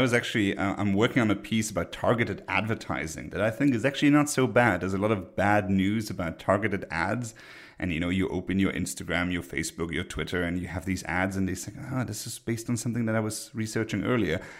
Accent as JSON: {"language": "English", "country": "Luxembourg", "moved": "yes", "said": "My home country, Luxembourg"}